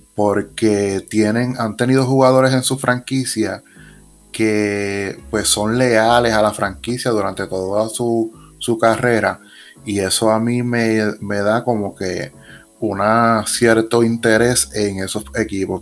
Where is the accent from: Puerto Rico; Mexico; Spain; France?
Puerto Rico; southern Puerto Rico; somos del sur de Puerto Rico